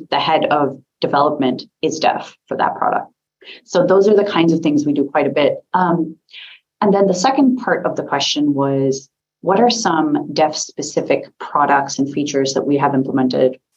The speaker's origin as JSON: {"language": "English", "country": "United States", "accent": "American", "said": "I'm an American"}